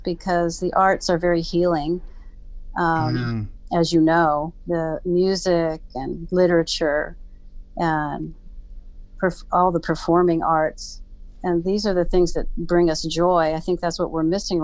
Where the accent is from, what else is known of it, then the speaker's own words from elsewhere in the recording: San Francisco, California, United States; I grew up in Golden Gate Park.